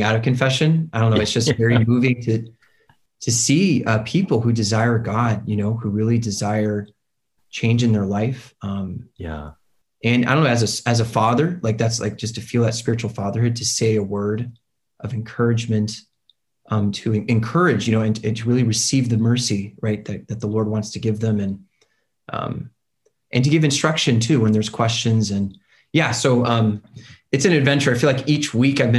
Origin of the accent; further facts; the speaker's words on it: Ventura County, California, United States; also born or lived in Wisconsin; So I grew up in Ventura County, which is just north of Los Angeles.